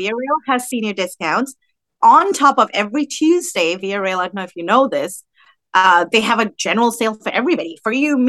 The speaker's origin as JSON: {"language": "English", "region": "Dubai", "country": "United Arab Emirates", "tie": "born or raised there", "also_born_or_lived": "Bahrain", "moved": "yes", "lives_now": "United States", "said": "Even though I grew up in Dubai for the most part and Bahrain, I still came to America and I knew what, you know, the States was like."}